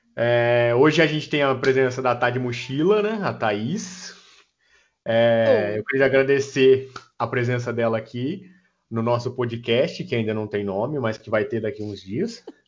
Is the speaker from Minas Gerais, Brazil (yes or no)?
no; interior of São Paulo, Brazil; Eu sou do interior de São Paulo.